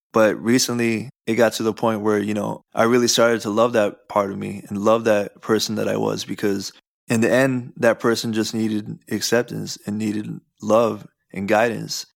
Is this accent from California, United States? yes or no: yes; Southern California, United States; we grew up in Southern California